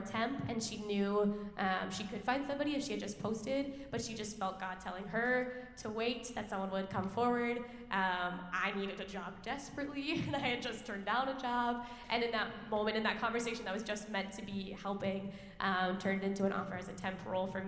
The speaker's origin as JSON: {"language": "English", "town": "Roseville", "region": "Minnesota", "country": "United States", "tie": "born or raised there", "also_born_or_lived": "White Bear Lake, Minnesota", "said": "I grew up in the Roseville and White Bear areas."}